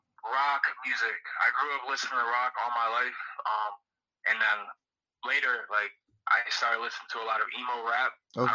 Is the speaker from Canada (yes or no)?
no; Chicago, Illinois, United States; I'm from Chicago, Illinois, born and raised.